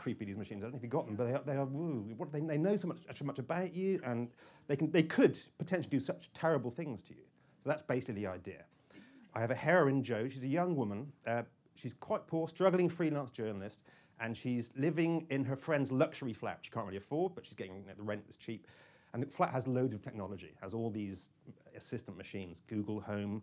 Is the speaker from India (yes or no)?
no; Cornwall, South West England, United Kingdom; I'm very Cornish